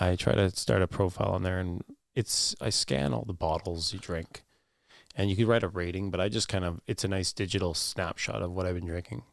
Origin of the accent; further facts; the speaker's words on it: Thunder Bay, Ontario, Canada; also born or lived in Waterloo / Toronto / Oregon; I w, was born and raised in Thunder Bay